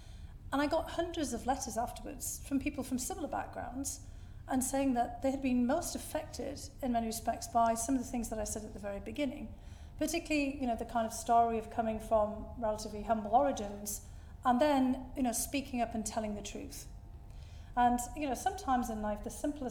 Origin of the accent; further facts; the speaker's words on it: Bishop Auckland, North East England, United Kingdom; moved away as an adult; now in United States; my hometown of Bishop Auckland, County Durham